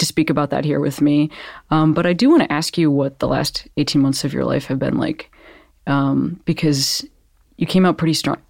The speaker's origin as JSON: {"language": "English", "town": "Western Springs", "region": "Illinois", "country": "United States", "tie": "born or raised there", "said": "I'm from Western Springs, which is a little bit further east."}